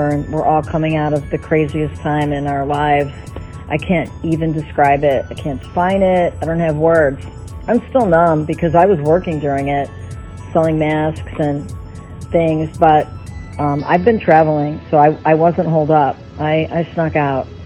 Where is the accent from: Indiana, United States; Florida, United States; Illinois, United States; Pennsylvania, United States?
Illinois, United States; Chicago; born there; also born or lived in New York / Los Angeles / Miami; I'm an American girl. I'm born in Chicago. Um, I've lived in New York, LA, Miami, um, who knows where else.